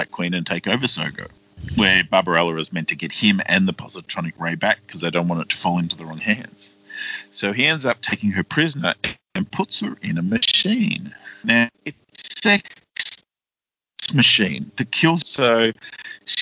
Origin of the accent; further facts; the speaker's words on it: Australia; We're Australian.